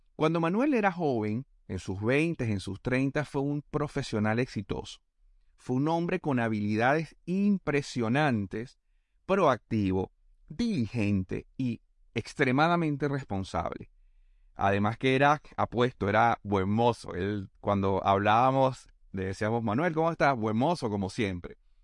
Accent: Venezuela; moved away as an adult; also born or lived in Panama; now in Argentina; en mi país, en Venezuela.

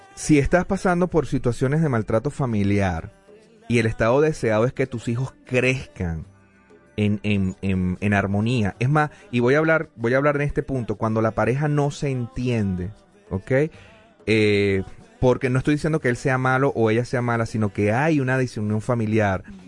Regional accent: Venezuela; now in Denver, United States; decimos en Venezuela

